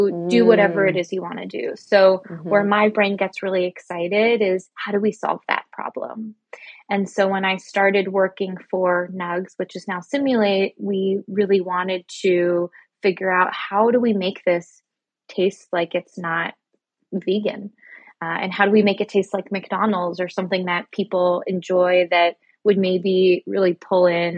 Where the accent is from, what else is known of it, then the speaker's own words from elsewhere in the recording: Canada; moved away as an adult; now in New York City, United States; I'm actually Canadian, so I was doing all of this in Canada